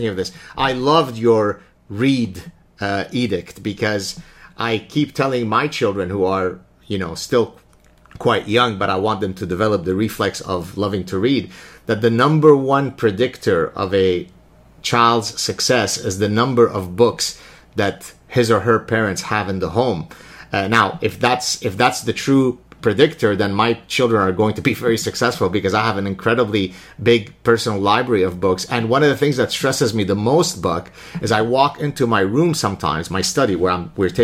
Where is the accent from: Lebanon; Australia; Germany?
Lebanon; I grew up in Lebanon watching the spaghetti westerns